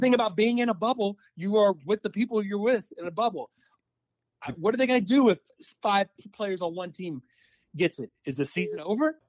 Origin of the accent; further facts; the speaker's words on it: Alabama, United States; moved away; also born or lived in Mississippi; when I was growing up in Alabama and went to school in Mississippi and came back to work in Alabama